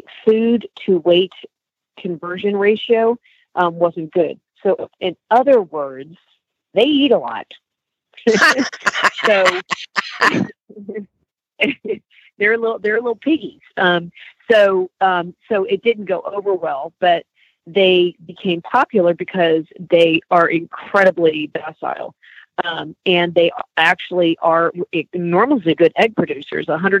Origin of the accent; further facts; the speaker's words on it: New Jersey, United States; moved away; Jersey, I'm from Jersey originally.